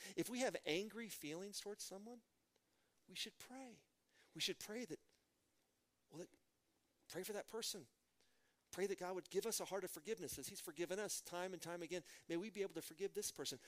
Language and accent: English; Midland, Texas, United States; I'm from Midland, Texas, home of George W. Bush.